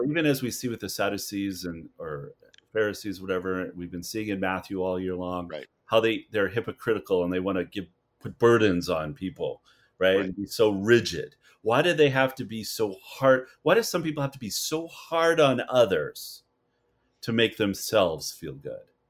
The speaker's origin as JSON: {"language": "English", "country": "Canada", "moved": "yes", "said": "as a Canadian here"}